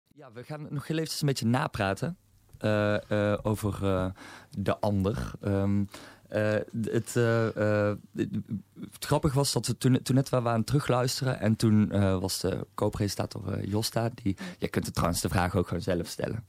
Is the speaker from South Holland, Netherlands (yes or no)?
no; North Brabant, Netherlands; now in Amsterdam, Netherlands; hier in Amsterdam ben ik een Brabander